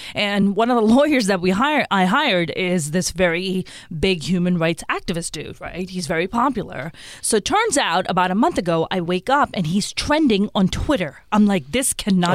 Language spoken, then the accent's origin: English; Karachi, Sindh, Pakistan; now in United States; I was born and raised in Karachi in Pakistan